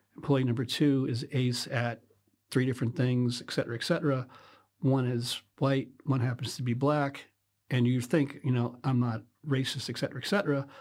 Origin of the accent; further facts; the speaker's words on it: Western Pennsylvania, United States; moved away as an adult; now in United Kingdom; I was born in Western Pennsylvania a long time ago.